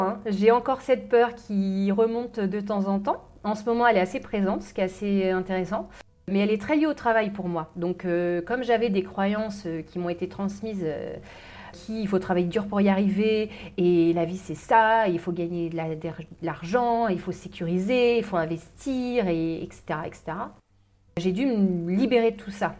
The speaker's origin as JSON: {"language": "French", "region": "Normandy", "country": "France", "tie": "born or raised there", "also_born_or_lived": "London, United Kingdom", "moved": "as an adult", "said": "je suis de Normandie, j'ai vécu dans une ferme, donc du milieu agricole"}